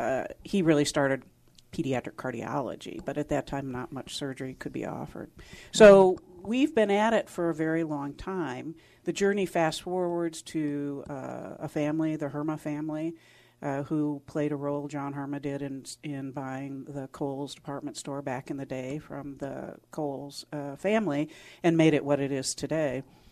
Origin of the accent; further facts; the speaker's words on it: Wisconsin, United States; also born or lived in Houston, Texas; I'm from Wisconsin, but I went down to Houston